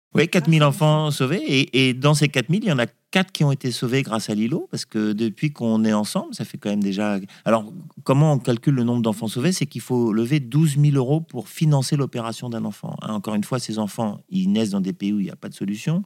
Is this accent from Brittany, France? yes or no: no; Corsica, France; mais on est corse à la base